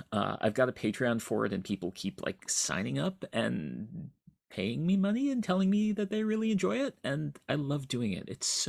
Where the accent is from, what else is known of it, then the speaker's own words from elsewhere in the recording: East Lansing, Michigan, United States; I grew up in East Lansing, Michigan, where fortunately I had access through my dad, who was a professor at Michigan State